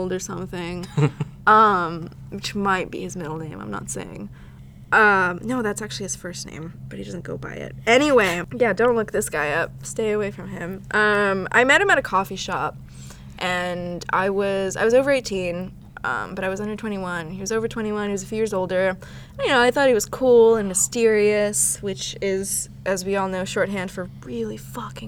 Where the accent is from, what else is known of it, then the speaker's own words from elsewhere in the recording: Houston, Texas, United States; I'm from Houston